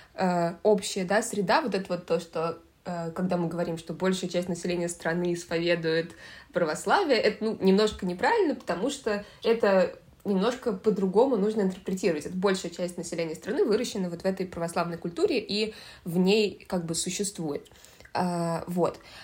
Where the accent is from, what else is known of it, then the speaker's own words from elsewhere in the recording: Moscow, Russia; Я выросла в Москве